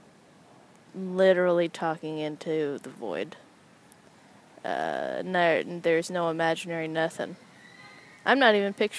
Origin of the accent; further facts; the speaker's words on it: San Jose, California, United States; also born or lived in Los Angeles, California; now in New York, United States; I grew up in San Jose, California